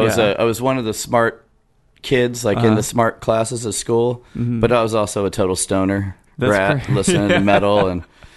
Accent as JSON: {"language": "English", "town": "San Diego", "region": "California", "country": "United States", "tie": "born or raised there", "also_born_or_lived": "San Jose / San Francisco / Dallas", "moved": "as an adult", "lives_now": "Austin, United States", "said": "I grew up in San Diego."}